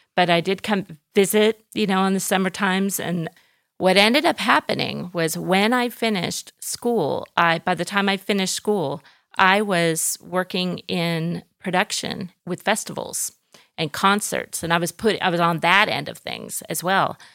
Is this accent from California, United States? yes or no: yes; Orange, California, United States; moved away as an adult; now in Athens, Greece; raised in Southern California, in Orange County, Orange, California, the, the city of Orange